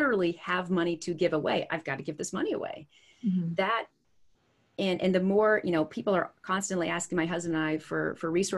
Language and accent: English; Midwest, United States; as a child from growing up in the Midwest